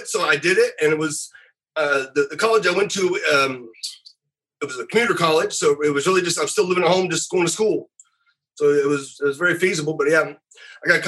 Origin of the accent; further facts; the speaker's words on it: Louisville, Kentucky, United States; when I grew up in the Louisville area